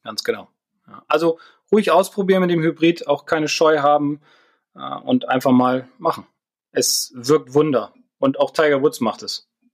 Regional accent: Northern Germany, Germany

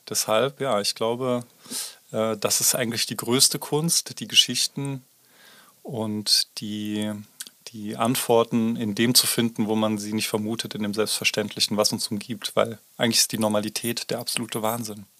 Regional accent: Baunatal, Hesse, Germany; now in Tübingen, Germany; in meine Heimatstadt geworden, Baunatal bei Kassel

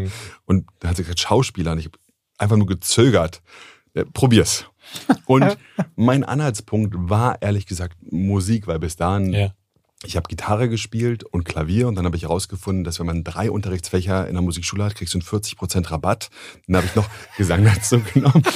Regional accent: Germany; wenn man als Deutscher ins Ausland kommt

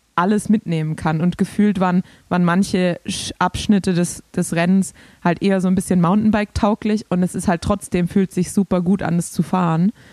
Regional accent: Swabia, Germany; accent: Swabian; als Schwabe

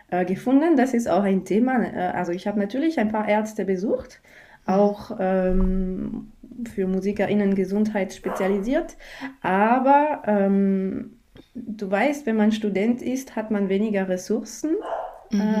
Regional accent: France; German is a second language; now in Bregenz, Austria; Ich komme aus Frankreich, das hört man sicher schon. Äh, ich habe in Deutschland studiert und jetzt lebe ich eben in Bregenz.

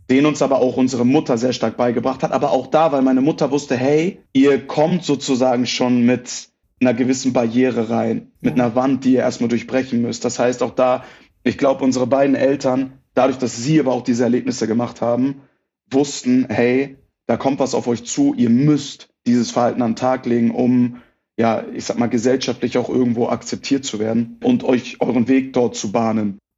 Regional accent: Hamburg, Germany; first language German; moved away as an adult; now in Munich, Germany; Ich bin gebürtiger Hamburger, bin tatsächlich aber vor acht Jahren, 2015, nach München gezogen.

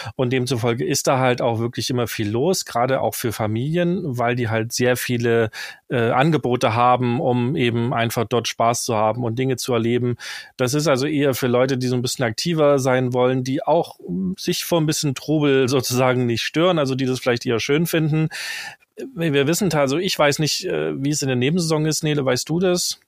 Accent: the East, eastern Germany, Germany; als im Osten geborener

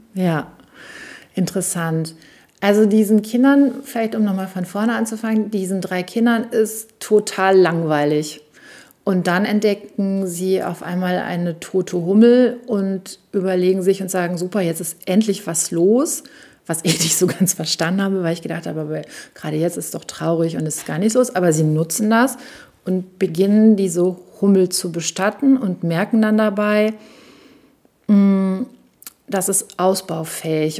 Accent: Münsterland, North Rhine-Westphalia, Germany; ich als Mädchen im katholischen Münsterland nicht Messdienerin sein wollte

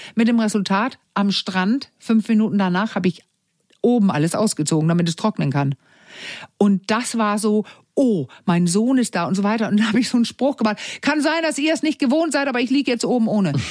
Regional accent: Denmark; German is a second language; moved away; ich als Dänin, ich bin in Dänemark groß geworden, ich bin Dänin

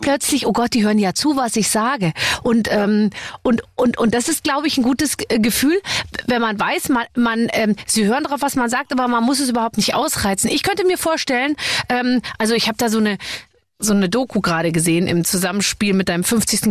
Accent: Munich, Bavaria, Germany; ich komme ja aus München

